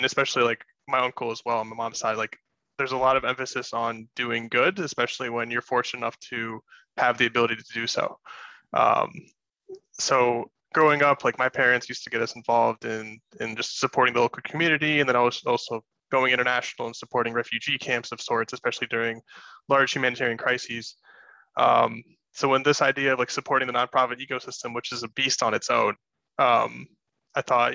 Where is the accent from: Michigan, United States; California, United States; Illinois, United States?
Michigan, United States; Grand Rapids; born and raised in Grand Rapids, Michigan